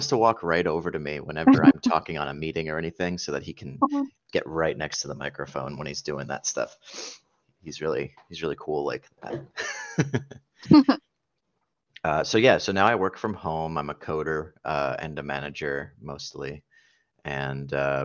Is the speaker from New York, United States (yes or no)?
no; New Jersey, United States; moved away as an adult; also born or lived in Phoenix, Arizona; now in San Francisco Bay Area, United States; I live in the San Francisco Bay Area. I moved here after growing up in New Jersey